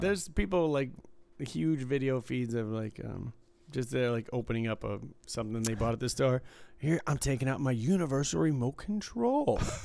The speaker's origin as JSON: {"language": "English", "town": "Detroit", "region": "Michigan", "country": "United States", "tie": "born or raised there", "said": "where I was from in the suburbs of Detroit"}